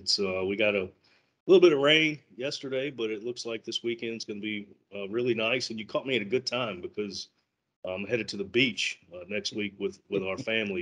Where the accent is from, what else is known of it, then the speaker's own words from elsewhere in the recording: Louisville, Kentucky, United States; moved away as an adult; also born or lived in Ohio; I'm a Kentucky native. My family was from just right outside of Louisville near Fort Knox. My grandmother grew up on a small tobacco and cattle farm, and I grew up in Louisville.